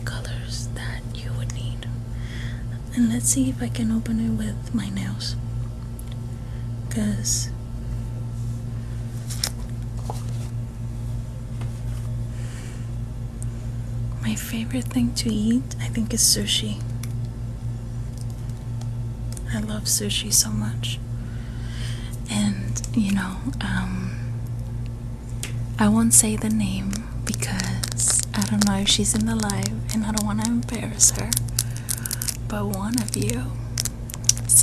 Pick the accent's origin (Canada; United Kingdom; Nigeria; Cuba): Cuba; now in United States; I was born in Cuba